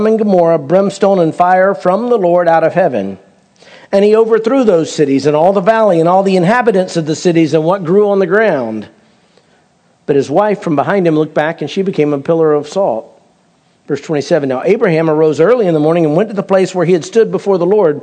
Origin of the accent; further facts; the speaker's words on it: United States; I'm an American